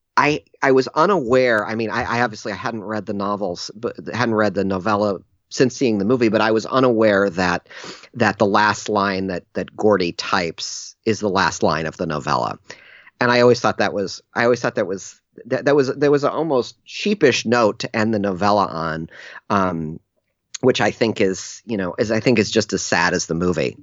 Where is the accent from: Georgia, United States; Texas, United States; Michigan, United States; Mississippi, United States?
Michigan, United States; Ann Arbor; I grew up in Ann Arbor, Michigan